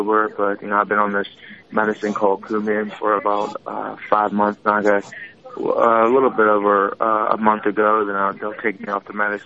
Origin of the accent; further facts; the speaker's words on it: Pittsburgh, Pennsylvania, United States; I grew up in Pittsburgh